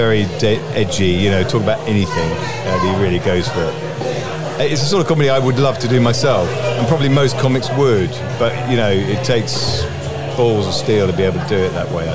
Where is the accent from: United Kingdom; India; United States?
United Kingdom; near Horsham, South East England; now in London, United Kingdom; I've lived in London for the last 30-odd years, but I grew up near Horsham.